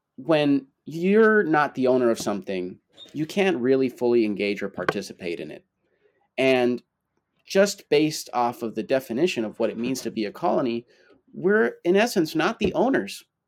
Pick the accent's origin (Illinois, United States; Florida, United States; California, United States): Florida, United States; first language Spanish; growing up in Florida, going to, like going to school